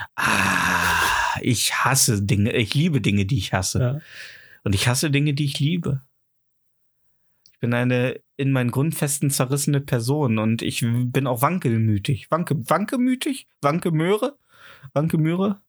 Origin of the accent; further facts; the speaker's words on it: the East, East Germany, Germany; ich komme halt auch aus dem Osten